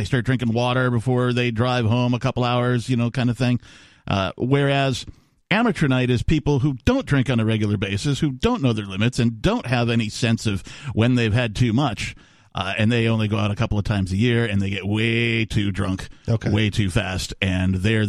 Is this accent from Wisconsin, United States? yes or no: yes; Wisconsin, United States; now in New Hampshire, United States; growing up in Wisconsin